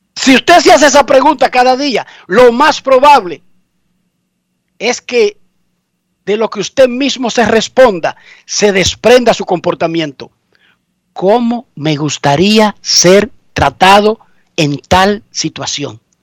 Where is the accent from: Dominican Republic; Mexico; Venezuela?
Dominican Republic; now in United States